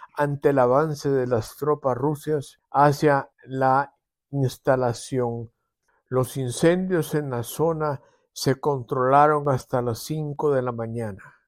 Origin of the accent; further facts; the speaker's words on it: El Salvador; como salvadoreños